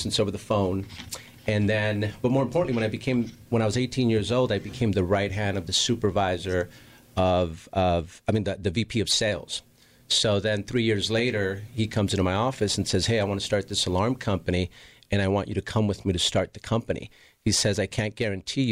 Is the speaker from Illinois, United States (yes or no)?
no; Los Angeles, California, United States; I grew up in Southeast LA, which is basically next to Watts and Compton